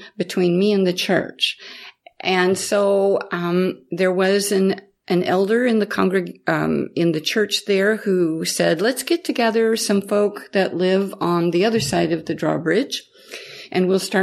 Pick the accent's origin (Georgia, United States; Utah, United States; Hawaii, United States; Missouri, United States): Missouri, United States; the Midwest, near Independence; moved away as an adult; also born or lived in Kansas / Mississippi / New Orleans, Louisiana; I was born into the Midwest and very close to Independence.